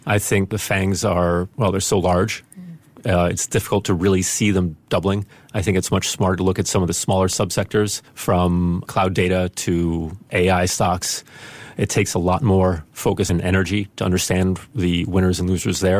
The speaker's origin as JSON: {"language": "English", "country": "Spain", "tie": "born or raised there", "said": "And my mother is from the Netherlands and my father's American when I grew up in Spain. And everything was kind of mixed up geographically and languages."}